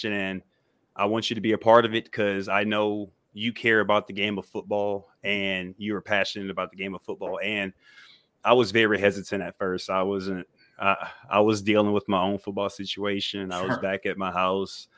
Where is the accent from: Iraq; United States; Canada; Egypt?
United States; Perryville, Louisiana; moved away as an adult; also born or lived in Minnesota; I'm from Perryville, Louisiana. I played football at Dutchtown High School